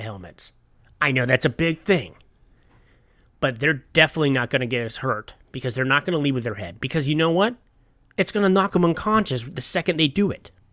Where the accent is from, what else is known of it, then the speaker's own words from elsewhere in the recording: United States; as an American